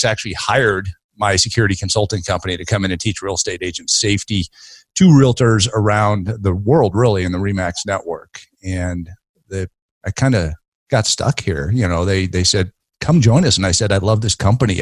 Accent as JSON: {"language": "English", "town": "Denver", "region": "Colorado", "country": "United States", "tie": "born or raised there", "also_born_or_lived": "Ohio / Virginia / Dallas", "said": "I grew up in Denver"}